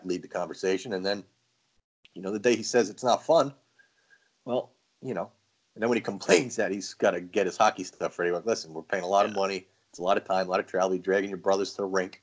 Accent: Long Island, New York, United States; now in Connecticut, United States; I grew up in Long Island, and we were a baseball town

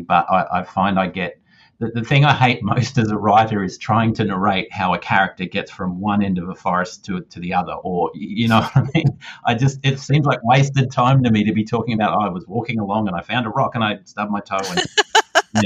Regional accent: Australia; I am definitely Australian

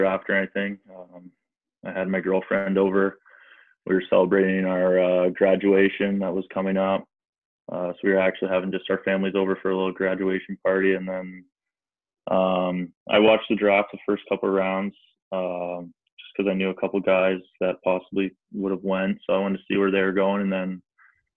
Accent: near Niagara Falls, Ontario, Canada; played major midget in Niagara Falls, which is kind of close to my hometown

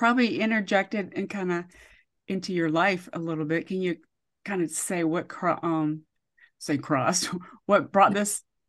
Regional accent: Georgia, United States; I was raised in Georgia, even though I'm a military brat.

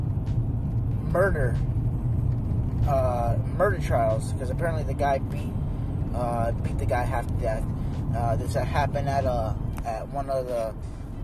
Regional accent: Phoenix, Arizona, United States; now in Oregon, United States; I'm from Phoenix, Arizona, and I'm born and raised, so I'm an Arizona native.

